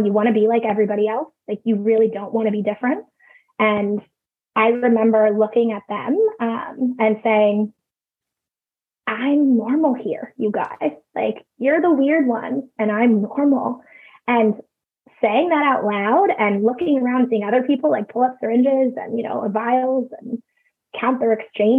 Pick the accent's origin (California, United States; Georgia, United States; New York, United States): California, United States; I grew up in California